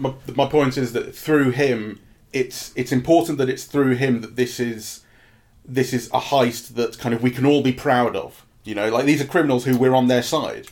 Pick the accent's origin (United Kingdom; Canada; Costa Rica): United Kingdom; England; But as an English person, and I and I say English because it made me feel English.